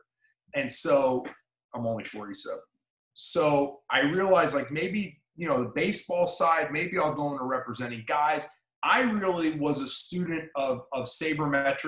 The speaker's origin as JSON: {"language": "English", "region": "New Jersey", "country": "United States", "tie": "born or raised there", "moved": "yes", "said": "I grew up in South Jersey with my father"}